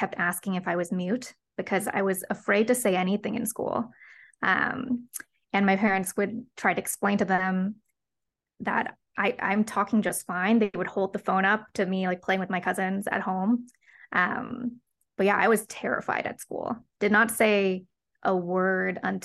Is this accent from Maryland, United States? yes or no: yes; Bethesda, Maryland, United States; first language Cantonese; English is a second language; So I was born in Bethesda, Maryland. And actually, when I was growing up, we didn't speak English at home